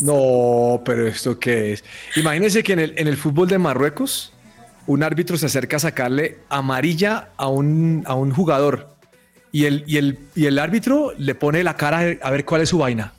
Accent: Colombia

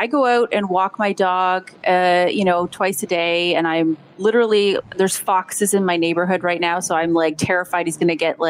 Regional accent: Canada; also born or lived in Japan / Ontario; I'm Canadian. I'm half Canadian, half Slovakian.

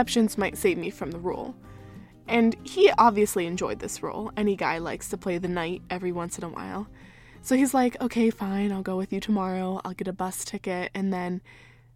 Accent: United States; I'm American, 18 and 19 respectively

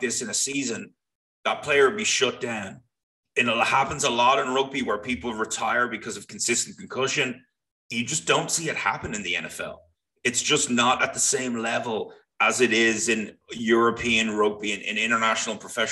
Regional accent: Ireland; moved away; which I used to play when I was growing up in Ireland

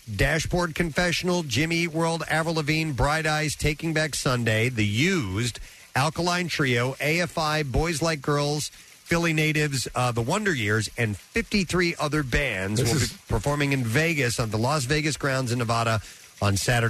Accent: London, United Kingdom; And they still live in the same street that I grew up on in England.

